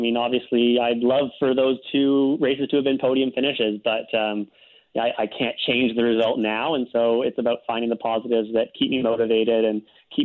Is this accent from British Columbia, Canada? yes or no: yes; Richmond, British Columbia, Canada; I ran for city council in my hometown of Richmond last October